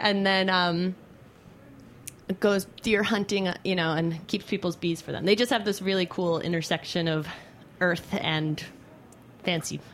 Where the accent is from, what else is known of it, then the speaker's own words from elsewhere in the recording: Hampton Bays, New York, United States; moved away; I grew up on the east end of Long Island in Hampton Bays